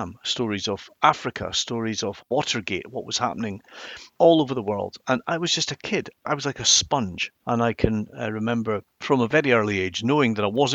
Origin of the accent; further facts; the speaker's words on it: Inverness, Scotland, United Kingdom; I came from the Highlands of Scotland. I grew up in Inverness